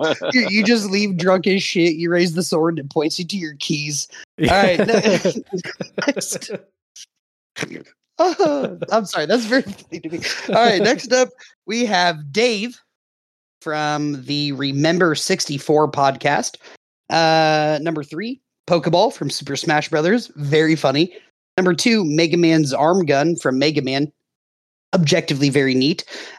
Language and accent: English; United States; I've always pronounced it the Mass Immune, because I grew up in Miami County.